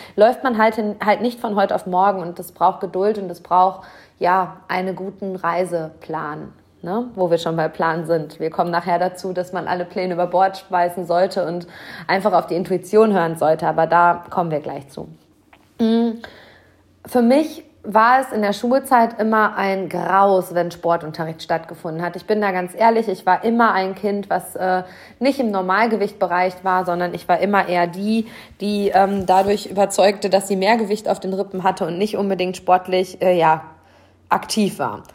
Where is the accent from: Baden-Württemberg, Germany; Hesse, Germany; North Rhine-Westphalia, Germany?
North Rhine-Westphalia, Germany; Hamm; hier in meiner Heimatstadt auf heimischer Marathonstrecke